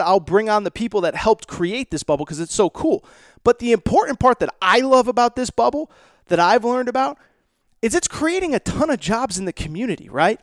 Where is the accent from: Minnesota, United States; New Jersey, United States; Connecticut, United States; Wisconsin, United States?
Connecticut, United States; Mohegan Sun, which is not far from where I grew up in Connecticut